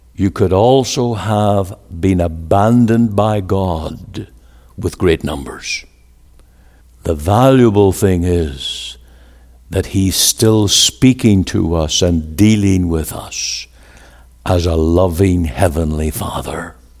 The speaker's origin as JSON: {"language": "English", "region": "Northern Ireland", "country": "United Kingdom", "tie": "born or raised there", "moved": "as an adult", "lives_now": "Surrey, Canada", "said": "I was born in Northern Ireland."}